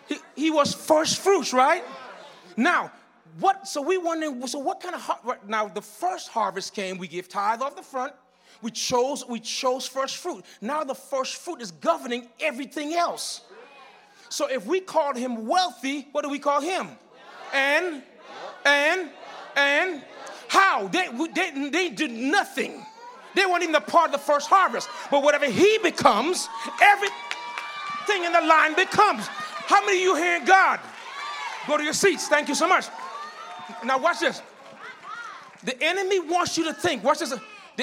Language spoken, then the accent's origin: English; U.S. Virgin Islands; now in -; My testimony is like this. I came from the Virgin Islands, rogue and rebellious. Went to Miami and found myself on the street homeless.